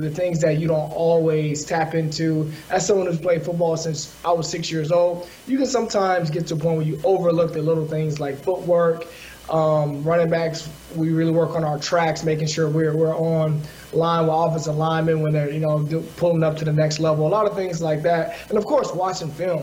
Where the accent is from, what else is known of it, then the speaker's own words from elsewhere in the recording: the South, United States; also born or lived in Los Angeles; being African American from the South